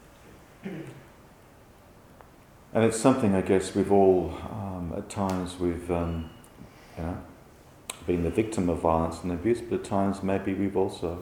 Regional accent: England, United Kingdom; growing up in England in the 1960s

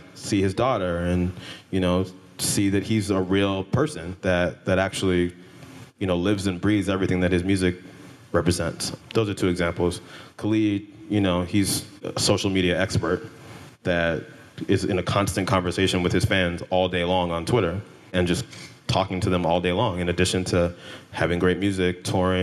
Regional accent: California, United States; I grew up in California

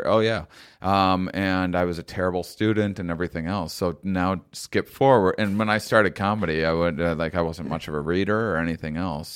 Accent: La Crosse, Wisconsin, United States; moved away; Wisconsin where I'm from originally

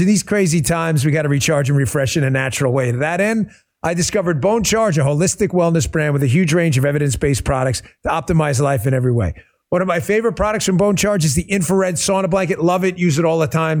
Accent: New York, United States; moved away; me being a New Yorker too

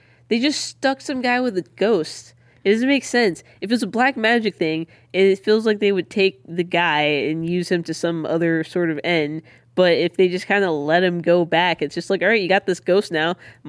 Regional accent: Southern US, United States; I mean, because like as a Southerner, I feel like I've seen a lot of people at funerals like kiss the corpse.

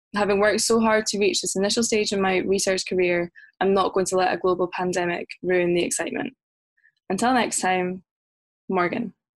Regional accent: Loch Lomond, Scotland, United Kingdom; moved away as an adult; also born or lived in Glasgow; now in London, United Kingdom; I'm originally from Loch Lomond, less than one hour outside of Glasgow, in Scotland

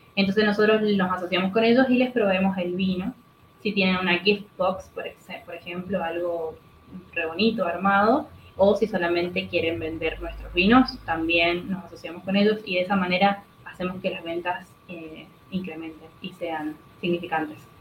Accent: Mendoza, Argentina; soy mendocina

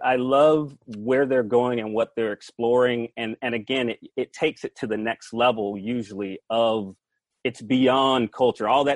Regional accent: Atlanta, Georgia, United States; moved away as an adult; now in California, United States; I am from Atlanta, Georgia

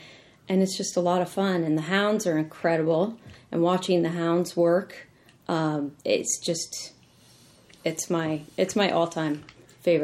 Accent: Colorado, United States; moved away as an adult; now in Washington, D.C., United States; I'm from Colorado. Grew up in a ranching family there. I went to Colorado State

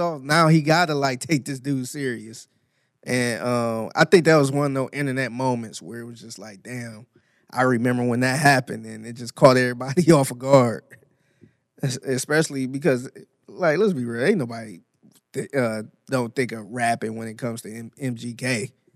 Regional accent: Cleveland, Ohio, United States; now in Houston, United States; Cleveland, Ohio, four four one oh five was my zip code

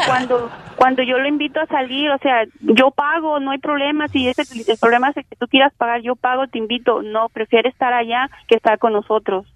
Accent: Mexico; yo soy de México

